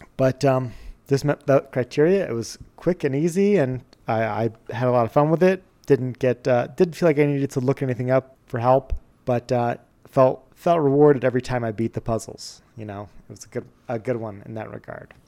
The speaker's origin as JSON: {"language": "English", "region": "Connecticut", "country": "United States", "tie": "born or raised there", "moved": "yes", "lives_now": "Montana, United States", "said": "growing up where we grew up in Connecticut"}